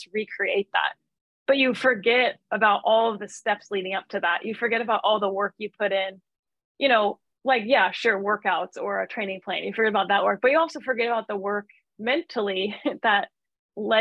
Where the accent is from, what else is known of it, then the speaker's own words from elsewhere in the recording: Midwest, United States; also born or lived in Flagstaff, Arizona; now in Santa Barbara, United States; I'm from the Midwest.